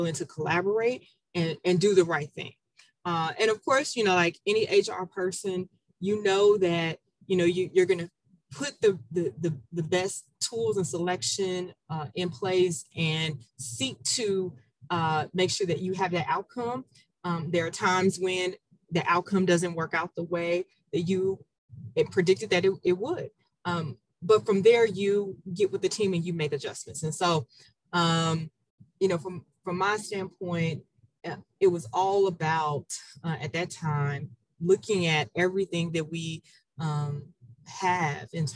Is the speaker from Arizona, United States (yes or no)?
no; Memphis, Tennessee, United States; Memphis. And I have to say this, we have the best barbecue in the country.